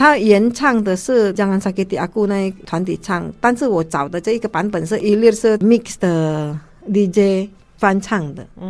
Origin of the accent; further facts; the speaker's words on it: Taiwan; 是，我是觉得我是习惯了，我们台湾人本来就是很好心